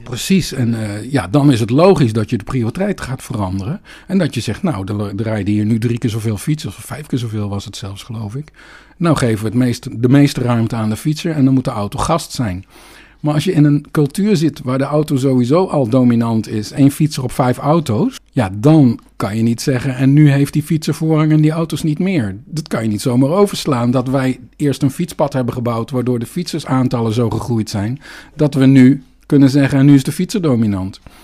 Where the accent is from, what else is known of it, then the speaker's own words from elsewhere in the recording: Netherlands; accent: Dutch; mijn Nederlands accent